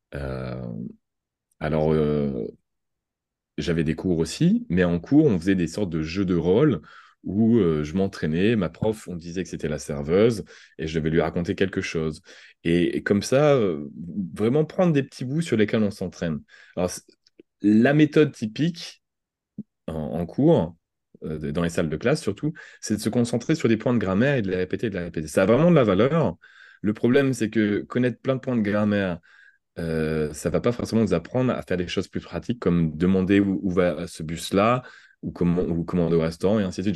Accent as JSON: {"language": "French", "country": "France", "accent": "French", "said": "j'avais un accent français"}